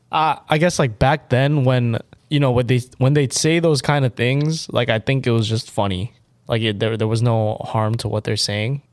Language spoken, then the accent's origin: English; United States; I am an American